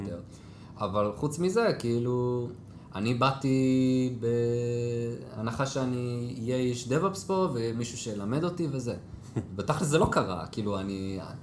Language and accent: Hebrew; Jerusalem, Jerusalem District, Israel; moved away as an adult; now in Haifa, Israel; גדלתי בשכונת גילה שהייתי קטן, אחרי זה עברנו לבית הכרם